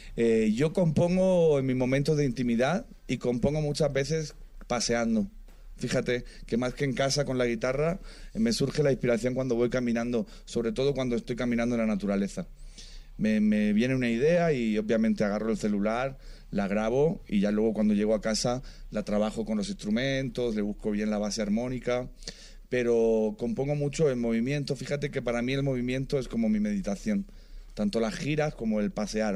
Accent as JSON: {"language": "Spanish", "region": "Region of Murcia", "country": "Spain", "moved": "yes", "lives_now": "Madrid, Spain", "said": "Yo soy de, de Murcia, una provincia pequeña"}